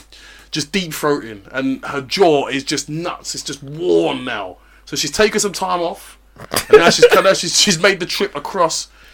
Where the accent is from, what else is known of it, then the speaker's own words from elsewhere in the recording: Nigeria; I'm a Nigerian